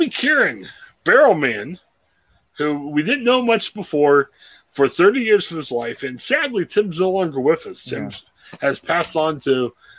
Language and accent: English; Ohio, United States; …, …. We're Pittsburgh Steelers fans with Ohio ties. We're all here from Ohio.